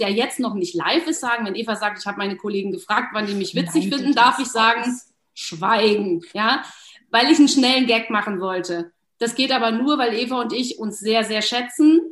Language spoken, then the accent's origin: German; Berlin, Germany; ich komme aus Berlin